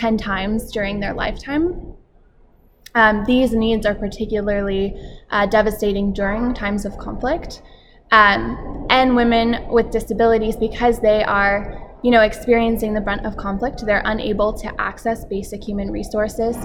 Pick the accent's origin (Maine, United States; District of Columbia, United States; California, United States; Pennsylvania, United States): District of Columbia, United States; Washington; I am from Washington, D.C. in the United States, and I work for Women Enabled International